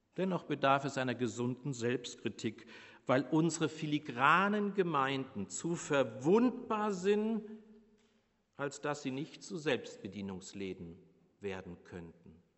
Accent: Bavaria, Germany; moved away; ich als Bayer

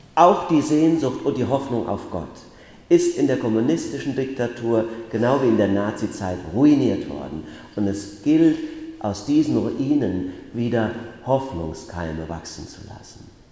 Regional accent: Bacharach, Rhineland-Palatinate, Germany; moved away; also born or lived in Mainz; habe aber noch in Bacharach gewohnt, in meinem Heimatort.

